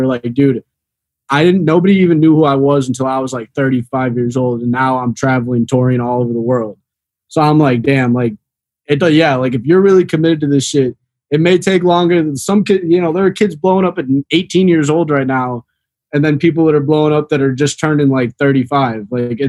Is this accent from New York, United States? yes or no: no; Chicago, Illinois, United States; Because I came down here from Chicago like 4 years ago. 2018, I moved down here.